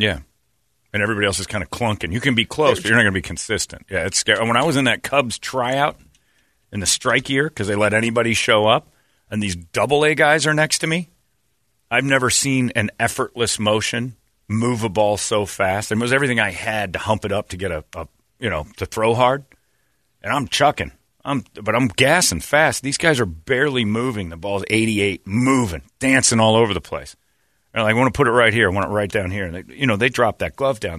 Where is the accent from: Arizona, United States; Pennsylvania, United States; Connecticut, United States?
Arizona, United States; Mesa; I grew up in Mesa